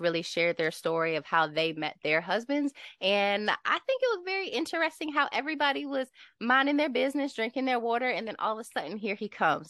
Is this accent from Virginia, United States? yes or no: yes; Lynchburg, Virginia, United States; I'm from Lynchburg